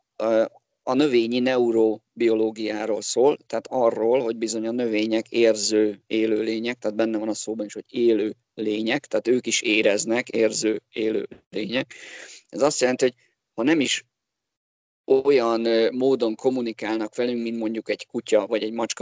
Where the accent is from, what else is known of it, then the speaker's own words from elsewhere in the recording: Budapest, Hungary; also born or lived in Borsod county (summers); belvárosban nőttem fel, tehát én a gyerekkoromat az ötödik kerületbe töltöttem